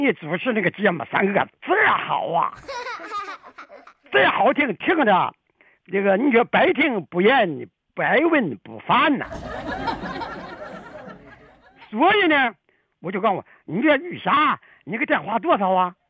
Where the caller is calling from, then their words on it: Beijing, China; 俺们这电话特殊啊，俺们是北京的，特殊，所以是是十位数啊